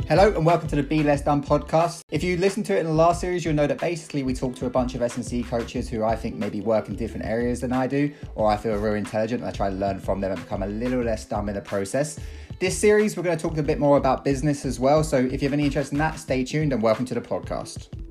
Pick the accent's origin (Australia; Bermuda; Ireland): Ireland; County Kerry, Munster; I grew up down in Kerry